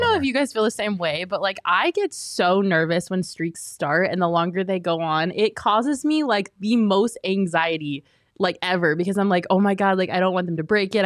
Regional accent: Colorado, United States; now in Arizona, United States; I grew up in Colorado

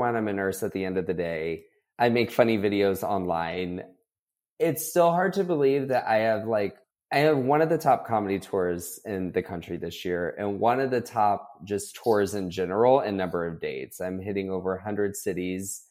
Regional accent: Florida, United States; moved away as an adult; also born or lived in Texas; growing up in Florida, I had grown up going on cruises

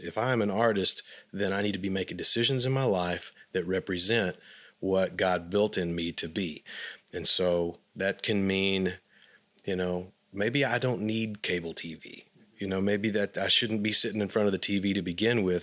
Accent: Abilene, Texas, United States; moved away; when I grew up in Abilene

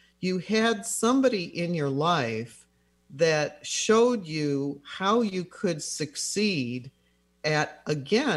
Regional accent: Chicago, Illinois, United States; moved away; I'm from the Chicago area originally

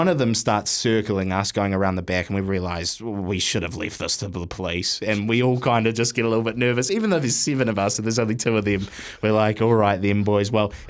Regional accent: Wellington, New Zealand; I'm from Wellington.

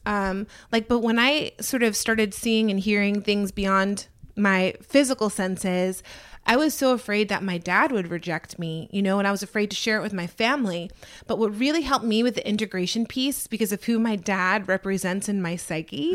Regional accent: Atlanta, Georgia, United States; born or raised there

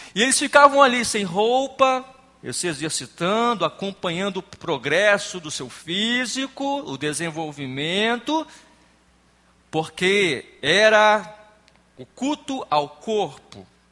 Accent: Espírito Santo, Brazil; sou do estado do Espírito Santo

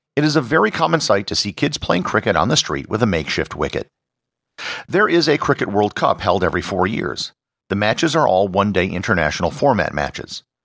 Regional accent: United States; as an American

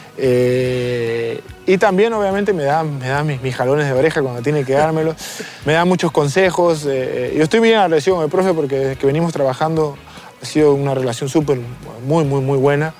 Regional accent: Lima, Peru; moved away as an adult; also born or lived in Hamburg, Germany; Nací en Lima, en mi barrio Chorrillos.

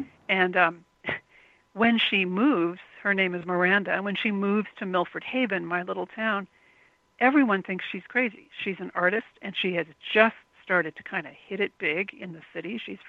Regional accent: Tokyo, Japan; English is a second language; also born or lived in New York / Los Angeles; I grew up in Tokyo, millions of people. Then I lived in New York, and then I lived in Los Angeles.

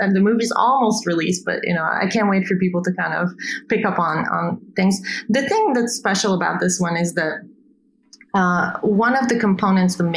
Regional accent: Bulgaria; moved away; also born or lived in Italy; I come from Bulgaria, Eastern Europe

